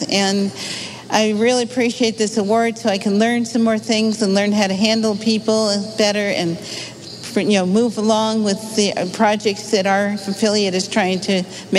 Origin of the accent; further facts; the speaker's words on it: New Hyde Park, New York, United States; also born or lived in Brooklyn, New York; now in Michigan, United States; I am a native New Yorker. I was born in Brooklyn and raised in New Hyde Park, Long Island